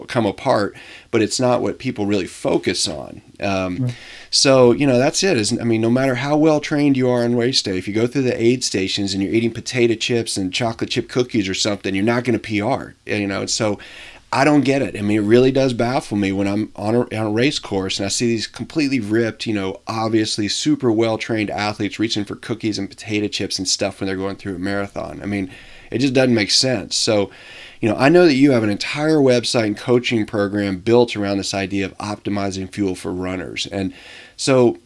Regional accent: Tennessee, United States; I'm originally from Tennessee

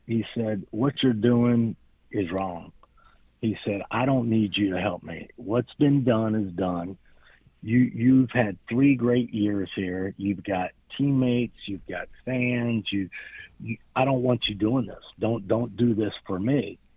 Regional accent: Miami, Florida, United States; I grew up in Miami.

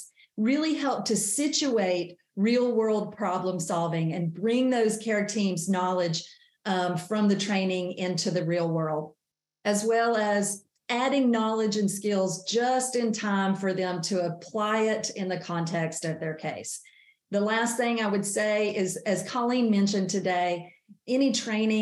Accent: North Carolina, United States; born or raised there

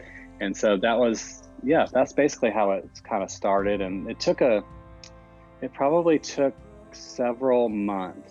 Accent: Jacksonville, Florida, United States; my friend Joel Corey, who I've known for years since growing up in Jacksonville, Florida

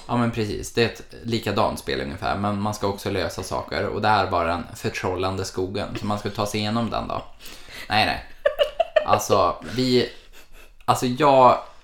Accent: Malmö, Skåne, Sweden; Jag har ju varit hemma i Malmö hela januari

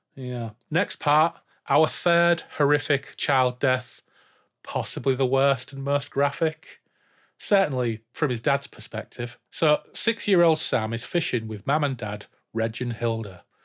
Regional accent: Yorkshire and the Humber, United Kingdom; we grew up in Humber side, in inverted commas, didn't we? Back to East Yorkshire now, as it should be, and North Lincolnshire

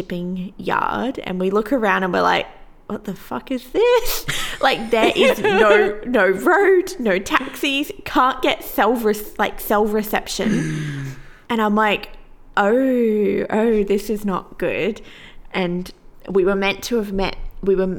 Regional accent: Australia; we're Australian

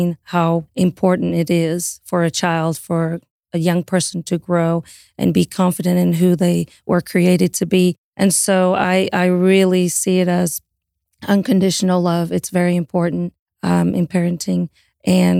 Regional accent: Portugal; moved away; also born or lived in Italy; we're both originally from Portugal

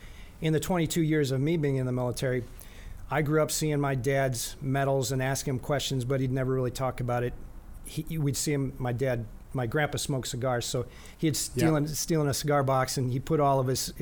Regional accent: Eau Claire, Wisconsin, United States; Eau Claire, Wisconsin. Midwest, central Wisconsin.

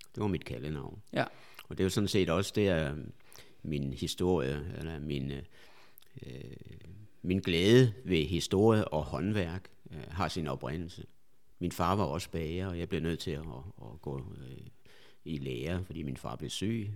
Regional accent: a small village outside Viborg, Central Jutland, Central Denmark Region, Denmark; moved away; also born or lived in Albertslund; nu skal vi helt tilbage til, til Midtjylland, ja. en lille landsby uden for Viborg

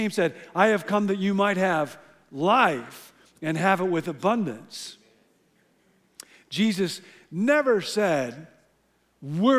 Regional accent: Illinois, United States; moved away; I grew up in Illinois

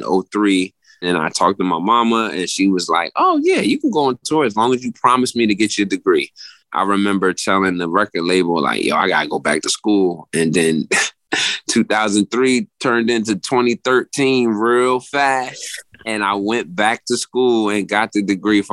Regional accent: New Jersey, United States; moved away as an adult; now in Philadelphia, United States; I was born in Jersey and raised in Jersey, Philly adopted me 23 years ago

